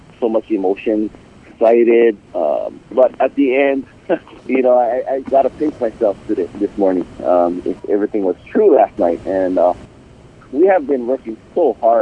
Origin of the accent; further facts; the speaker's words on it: Pahoa, Hawaii, United States; also born or lived in Kalapana, Hawaii; I'm from the district of Puna, born and raised in Pohoa and also in Kalapana